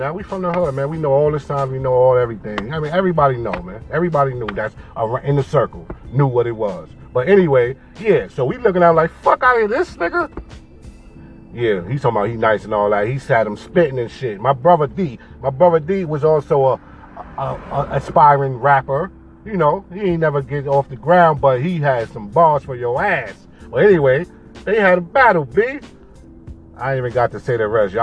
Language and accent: English; New York City, New York, United States; I'm from Harlem. 126 in Lexington